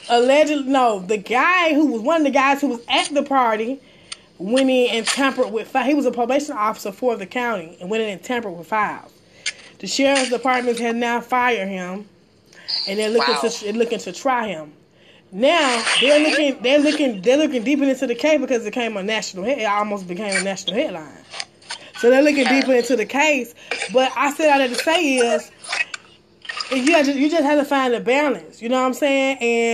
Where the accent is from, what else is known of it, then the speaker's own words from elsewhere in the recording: New York, United States; I had to let him know, like, I'm from New York.